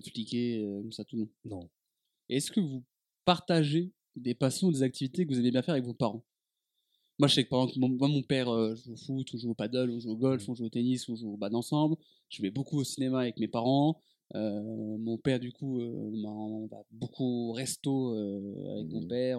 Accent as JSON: {"language": "French", "town": "Dijon", "region": "Bourgogne-Franche-Comté", "country": "France", "tie": "born or raised there", "moved": "as an adult", "said": "quand j'ai quitté Dijon"}